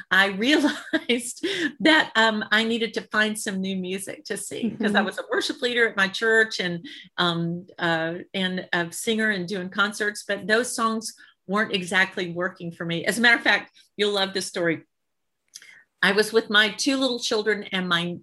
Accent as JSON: {"language": "English", "town": "Birmingham", "region": "Alabama", "country": "United States", "tie": "born or raised there", "said": "I'm a Southern girl. I'm from Alabama. So I grew up in Birmingham"}